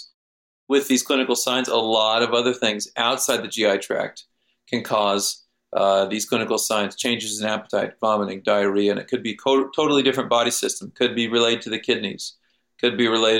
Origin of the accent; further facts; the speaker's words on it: Kansas, United States; my native wildlife where I grew up in Kansas